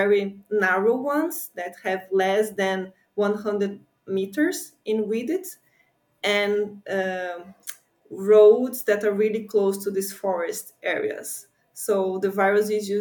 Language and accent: English; near São Paulo, Brazil; moved away as an adult; now in New York, United States; I'm from São Paulo, which is a very big city, but I grew up in a tropical forest very close to São Paulo, which is just 30 minutes away